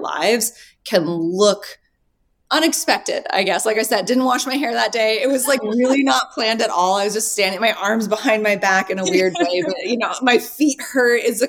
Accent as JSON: {"language": "English", "town": "Reno", "region": "Nevada", "country": "United States", "also_born_or_lived": "Los Angeles / Midtown Manhattan", "moved": "yes", "lives_now": "New York City, United States", "said": "I'm from Reno."}